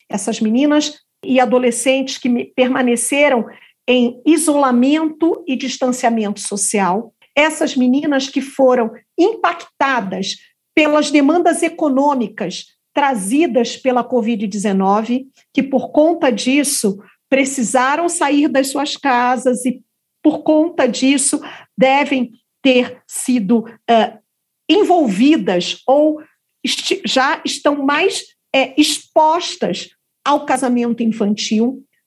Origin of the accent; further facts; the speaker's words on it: Rio de Janeiro, Brazil; eu também sou carioca, viu? É, então, carioca da gema do ovo da cascadura